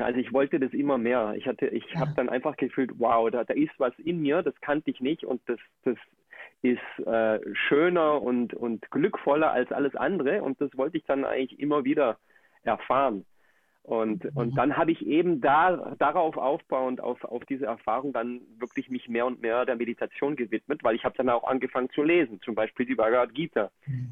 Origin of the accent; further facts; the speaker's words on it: Germany; moved away as an adult; also born or lived in Colombia; now in Akumal, Mexico; ich bin in Deutschland aufgewachsen, lebe jetzt aber zurzeit in Mexiko.